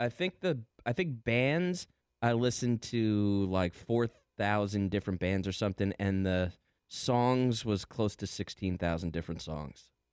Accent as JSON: {"language": "English", "region": "New Jersey", "country": "United States", "said": "I'm from Jersey"}